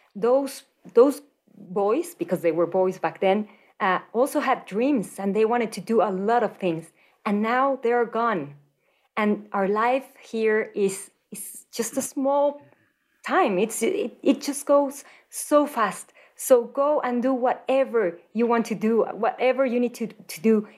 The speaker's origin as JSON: {"language": "English", "region": "Mexico City", "country": "Mexico", "tie": "born or raised there", "moved": "as an adult", "lives_now": "Denver, United States", "said": "I was born and raised in Mexico City"}